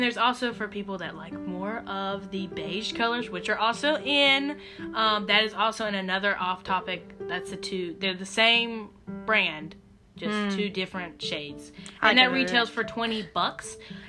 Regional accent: Garner, North Carolina, United States; I'm in Garner. I'm drinking Garner coffee. I'm from Garner.

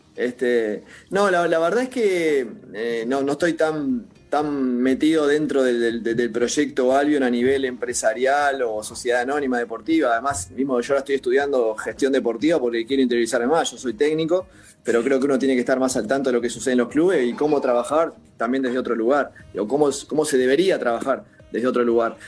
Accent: Uruguay; somos tan exitistas en Uruguay

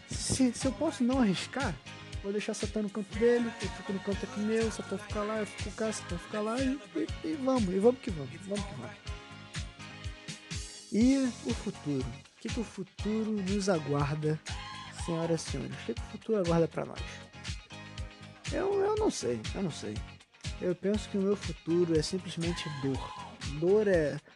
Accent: Rio de Janeiro, Brazil; Essa é minha, essa é minha voz de menor do, do Rio de Janeiro. Eu sou carioca, pra quem não sabe.

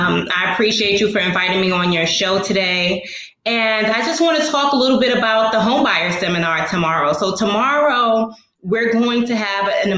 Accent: New York City, New York, United States; I'm a native Brooklynite. I'm actually from the East New York section of Brooklyn

